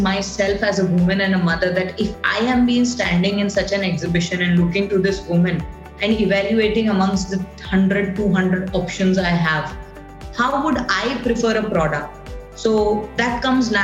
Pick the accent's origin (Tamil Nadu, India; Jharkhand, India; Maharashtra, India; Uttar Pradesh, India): Maharashtra, India; Mumbai; I am from Bombay